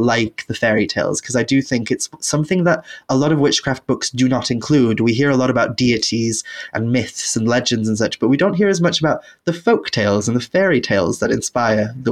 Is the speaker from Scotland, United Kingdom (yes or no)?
no; Wales, United Kingdom; also born or lived in England; my practice as a witch today living in Wales and growing up in Wales in the culture